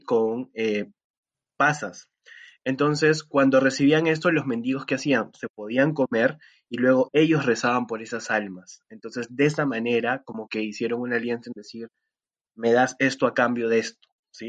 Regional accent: Lima, Peru; fui por mi barrio, yo soy de Jesús María

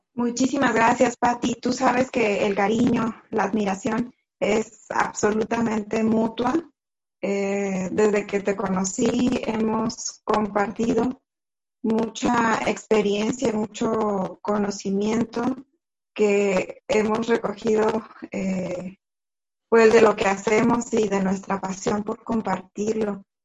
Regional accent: Tantoyuca, Veracruz, Mexico; also born or lived in Monterrey, Mexico; Yo crecí acá en Tantoyuca

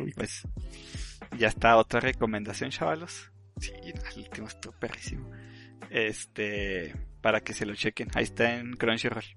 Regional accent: Mexico; somos de México

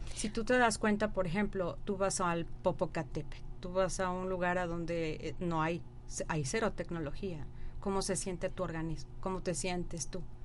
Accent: Mexico City, Mexico; soy nacida del DF

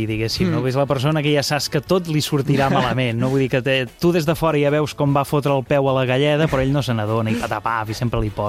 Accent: Terrassa, Catalonia, Spain; born there; jo sóc nascut a Terrassa, però però la meva família és lleidatana

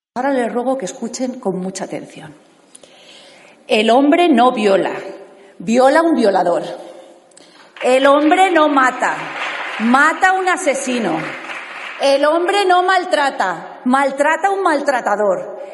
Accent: Spain; Como mujer, como española, como madre

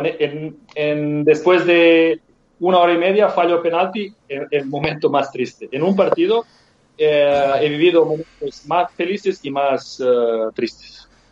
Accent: Serbia; Spanish is a second language; moved away as an adult; also born or lived in Mallorca, Spain; yo llegué ah, de Serbia

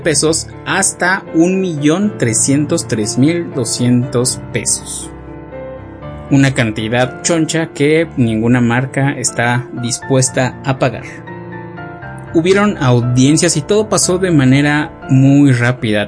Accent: Mexico; nosotros como mexicanos

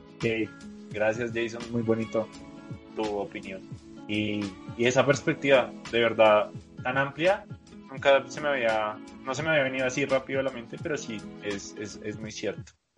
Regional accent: Colombia; mi país

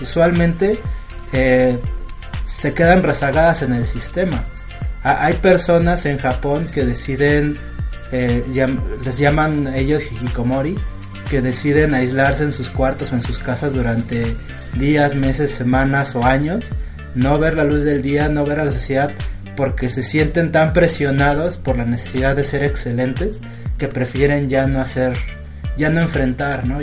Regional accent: Mexico; aquí en México

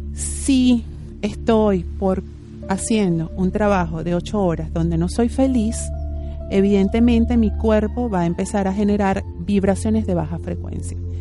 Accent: Venezuela; now in Argentina; Nosotros en Venezuela, si ustedes no saben, yo soy venezolana

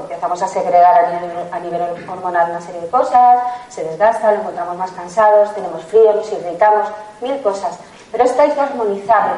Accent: La Rioja / Madrid, Spain; soy riojana, madrileña, mix, mix, riojana madrileña, y hay platos de mi tierra

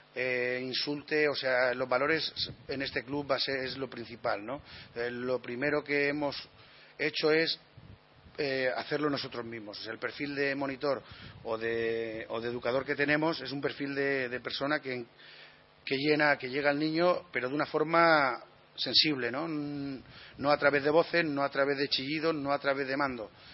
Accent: Alicante, Valencian Community, Spain; somos de aquí de San Blas

